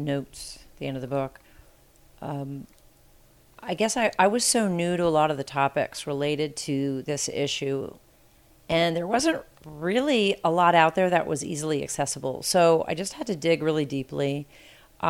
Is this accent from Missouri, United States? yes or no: no; Cincinnati, Ohio, United States; moved away as an adult; also born or lived in California; Growing up in Cincinnati